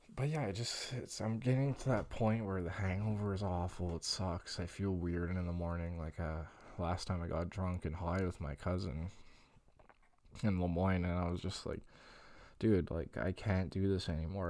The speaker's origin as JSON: {"language": "English", "town": "Longueuil", "region": "Quebec", "country": "Canada", "tie": "born or raised there", "said": "my hometown is, what's Greenfield Park?"}